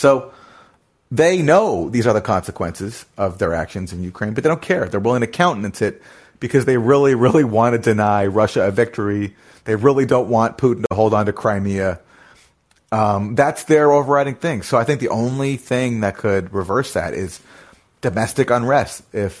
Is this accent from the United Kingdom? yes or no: no; Canada; I'm also, you know, a foreigner too. I came from Canada, and, you know, not that Canada is like so great